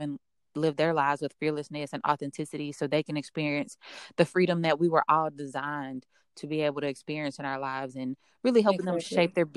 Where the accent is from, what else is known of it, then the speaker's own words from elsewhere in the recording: Dallas, Texas, United States; So I'm originally from Dallas. I grew up in a section of Dallas called South Oak Cliff.